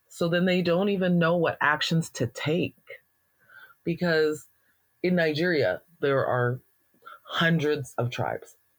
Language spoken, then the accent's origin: English; Alberta, Canada; being a Black person in Alberta